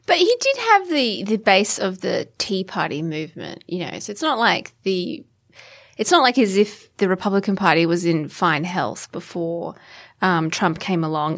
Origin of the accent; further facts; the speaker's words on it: Australia; an Australian